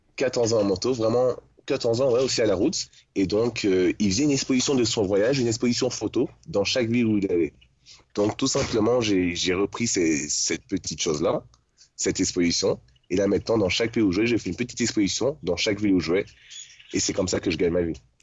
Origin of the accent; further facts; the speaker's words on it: Paris region, Île-de-France, France; moved away as an adult; je suis de région parisienne.